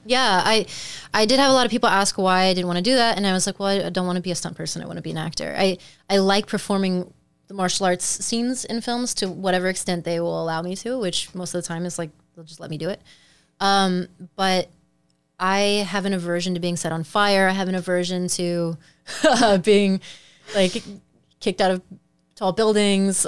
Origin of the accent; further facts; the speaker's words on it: Midwest, United States; moved away as an adult; now in Los Angeles, United States; thinking as a Midwesterner